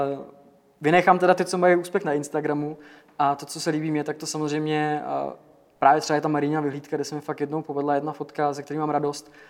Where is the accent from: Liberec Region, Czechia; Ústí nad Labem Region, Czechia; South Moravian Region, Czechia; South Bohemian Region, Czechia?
Ústí nad Labem Region, Czechia; Děčín; já jsem z Děčína, takže mám jakoby blízko Český Švýcarsko